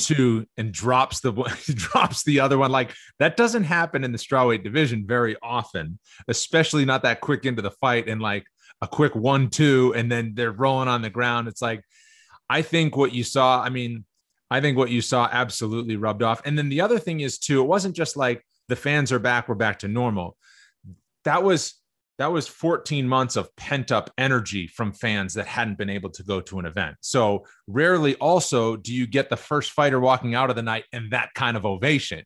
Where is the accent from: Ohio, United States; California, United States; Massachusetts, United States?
Massachusetts, United States; Cape Cod; I'm from Cape Cod. Cape Cod guy, you know, it was Boston versus New York, everything